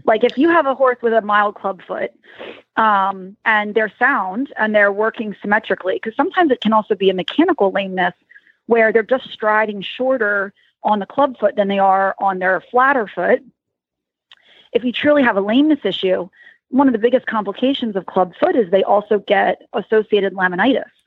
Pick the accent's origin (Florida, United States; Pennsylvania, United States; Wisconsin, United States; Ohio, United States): Pennsylvania, United States; Lancaster County; something comes out and shows I'm from Lancaster County